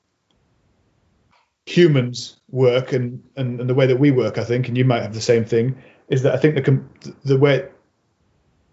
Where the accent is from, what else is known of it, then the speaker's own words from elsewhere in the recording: Mid Wales, United Kingdom; also born or lived in Birmingham; I grew up on a small holding on the side of a hill in Wales, where, you know, we didn't we moved from Birmingham when I was four